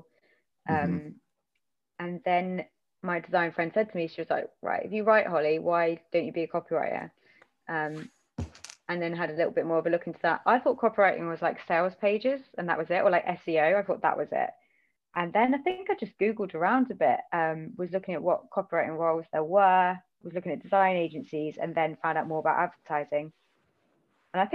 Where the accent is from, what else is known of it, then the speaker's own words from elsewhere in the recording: Banbury, South East England, United Kingdom; now in Bristol, United Kingdom; I grew up like in between Northamptonshire and Oxfordshire, like on the border in a really, really awful village